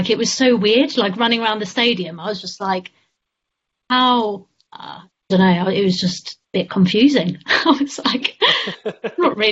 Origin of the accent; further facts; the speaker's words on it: South Africa; moved away; also born or lived in London; I was born in South Africa